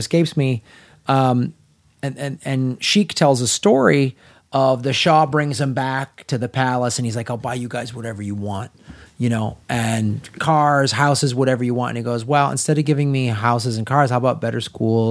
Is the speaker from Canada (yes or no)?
no; Midwest, United States; I grew up in the Midwest when the winters are long